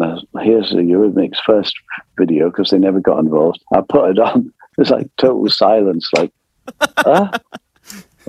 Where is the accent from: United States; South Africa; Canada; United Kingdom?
United Kingdom; England; also born or lived in France; we're English.